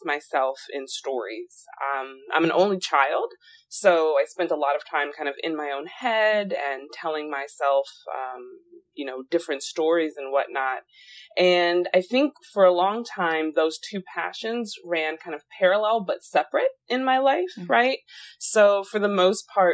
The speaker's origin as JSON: {"language": "English", "town": "Alexandria", "region": "Virginia", "country": "United States", "also_born_or_lived": "Massachusetts / Chicago / Chile", "moved": "yes", "said": "I'm originally from Alexandria, Virginia, and I've really bounced around a lot since then."}